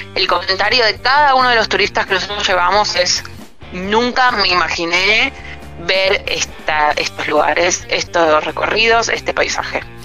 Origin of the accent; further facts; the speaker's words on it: Puerto Madryn, Chubut, Argentina; nosotros al ser de acá